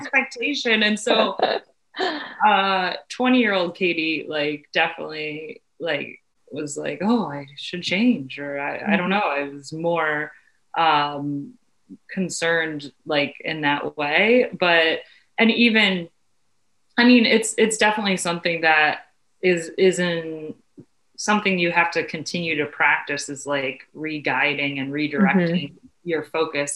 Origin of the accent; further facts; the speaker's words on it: Cleveland, Ohio, United States; being born and raised in Cleveland